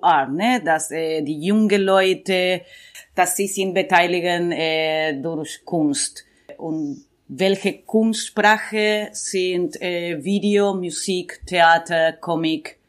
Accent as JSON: {"language": "German", "region": "Buenos Aires", "country": "Argentina", "also_born_or_lived": "Amman, Jordan / Berlin", "second_language": "German", "moved": "yes", "said": "ich komme aus Buenos Aires"}